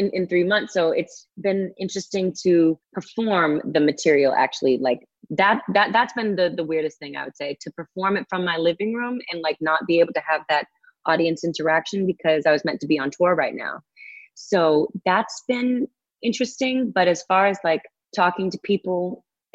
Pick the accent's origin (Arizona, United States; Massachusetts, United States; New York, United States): Massachusetts, United States; Foxborough; also born or lived in Nashua, New Hampshire; It was a bit of a schlep from Foxborough in Mass to Nashua, New Hampshire